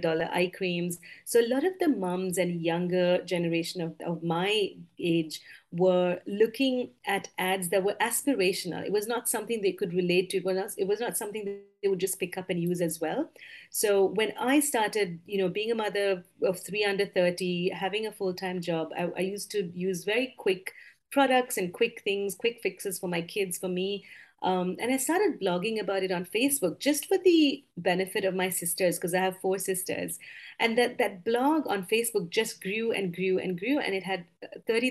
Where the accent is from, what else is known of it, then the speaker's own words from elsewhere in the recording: Sri Lanka; moved away as an adult; also born or lived in United States; now in Singapore; I am of Indian origin, but I grew up in Sri Lanka, so I consider Sri Lanka my home. I was there for 18 years of my youth